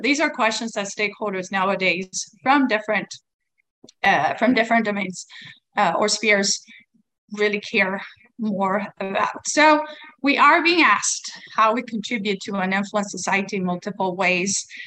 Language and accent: English; Sweden; now in Taiwan; I come from Sweden. Uh, we are um, calling in from Taiwan